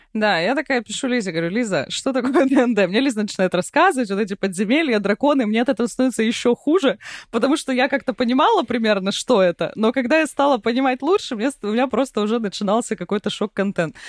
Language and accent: Russian; Vladivostok, Primorsky Krai, Russia; я выросла в Владивостоке